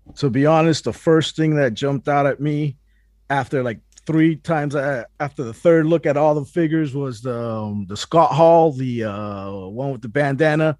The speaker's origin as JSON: {"language": "English", "country": "Puerto Rico", "tie": "born or raised there", "moved": "yes", "lives_now": "Miami, United States", "said": "I was born in Puerto Rico"}